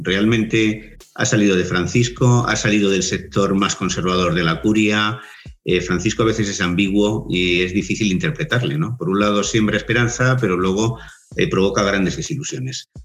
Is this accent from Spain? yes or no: yes; Spain; Yo pertenezco a la tradición católica porque nací en España